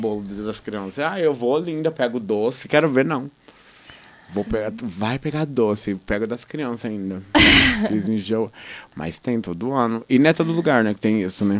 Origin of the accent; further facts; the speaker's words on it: Londrina, Paraná, Brazil; eu sou da Brataque